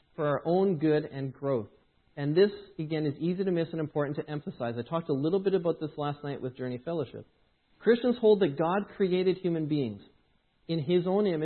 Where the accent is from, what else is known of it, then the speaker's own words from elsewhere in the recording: Edmonton, Alberta, Canada; moved away; I grew up in Edmonton